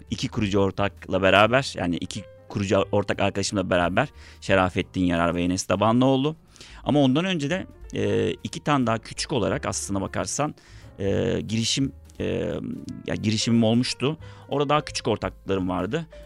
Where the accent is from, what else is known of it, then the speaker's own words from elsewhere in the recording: İzmir, Turkey; moved away as an adult; now in Istanbul, Turkey; Aslına bakarsan ortaokulu ve liseyi Borna Onda Lisesi'nde İzmir'de okudum. Ailem hala İzmir'de yaşıyor. Ama e, İstanbul Teknik Üniversitesi kazanınca İstanbul'a geldim. O günden beri de İstanbul'dayım. Herhalde bir 20 seneye yaklaştı. Artık bir nebze olsun da İstanbulluyum diyebilirim.